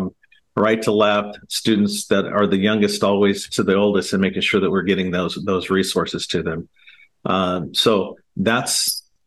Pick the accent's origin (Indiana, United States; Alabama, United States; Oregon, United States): Oregon, United States; Portland; I was born and raised here in Portland, Oregon